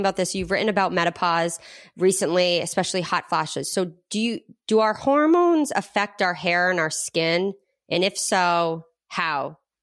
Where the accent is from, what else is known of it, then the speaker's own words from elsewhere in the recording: Rhode Island, United States; moved away; we're originally from Rhode Island